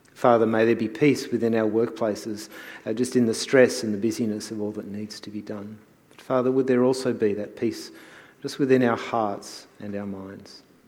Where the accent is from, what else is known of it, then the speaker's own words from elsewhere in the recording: New Zealand; moved away; I was born in New Zealand.